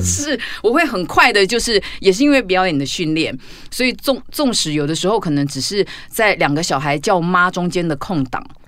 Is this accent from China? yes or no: no; Taiwan; 因为我们台湾有的时候硬体不够好